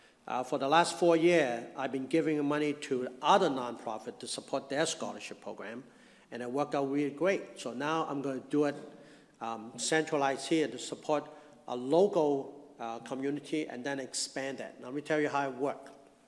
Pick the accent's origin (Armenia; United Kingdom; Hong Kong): Hong Kong; now in United States; I came from Hong Kong, I mentioned that, in 1963. I came to this country with my family. We were very poor in Hong Kong.